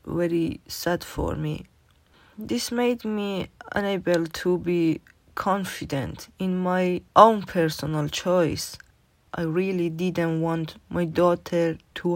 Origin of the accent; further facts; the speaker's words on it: Iran; English is a second language; moved away as an adult; now in Newcastle, United Kingdom; I'm from Iran.